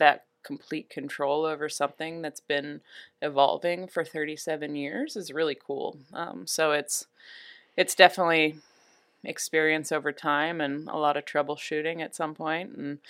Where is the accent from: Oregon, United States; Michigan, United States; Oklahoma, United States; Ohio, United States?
Oregon, United States; Newberg; it's been fun to grow up seeing the process evolve from starting a winery in our garage of the house I grew up in Newburgh